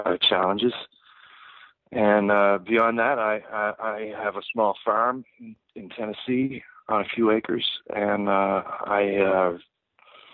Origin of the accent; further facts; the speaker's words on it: Halifax, Nova Scotia, Canada; now in United States; I grew up in just outside of Halifax in Nova Scotia, which is on the east coast of Canada.